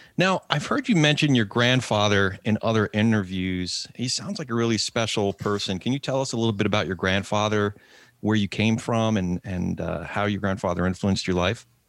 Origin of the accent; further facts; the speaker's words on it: New Jersey, United States; New Jersey Second District, my home state